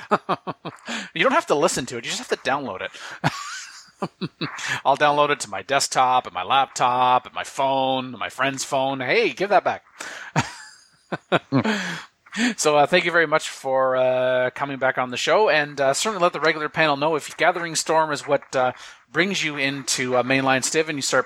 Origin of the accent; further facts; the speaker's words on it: Canada; I'm Canadian